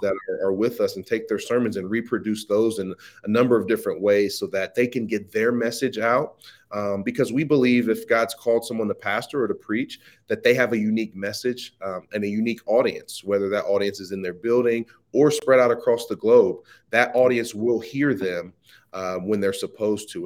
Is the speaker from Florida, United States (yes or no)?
no; Midwest Ohio, United States; I'm born and raised in uh, Midwest Ohio.